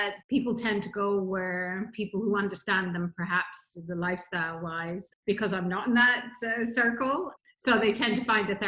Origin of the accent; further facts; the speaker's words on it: Scotland, United Kingdom; moved away as an adult; also born or lived in Nigeria / Bahamas / Florida; So from Nigeria, I was brought up in Scotland, went to the Bahamas in 1988, lived there for 26 years